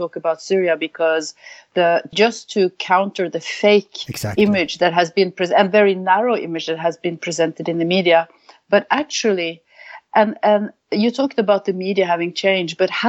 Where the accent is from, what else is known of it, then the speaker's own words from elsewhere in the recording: Norway; Norway, my home country